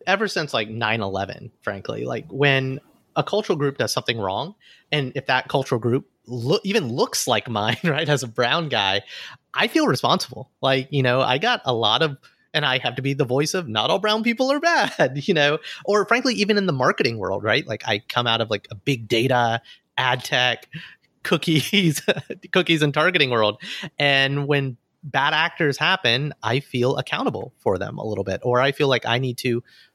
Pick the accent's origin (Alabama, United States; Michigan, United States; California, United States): Alabama, United States; moved away; As a guy from Alabama